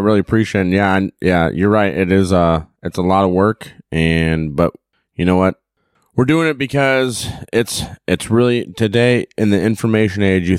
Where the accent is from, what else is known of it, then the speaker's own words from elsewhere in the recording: Midwest, United States; we're from the Midwest